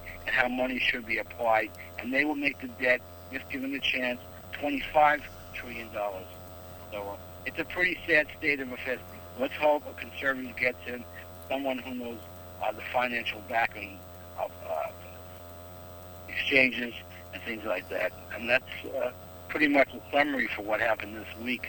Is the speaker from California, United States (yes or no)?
no; New York City, New York, United States; I grew up in Brooklyn, New York as well.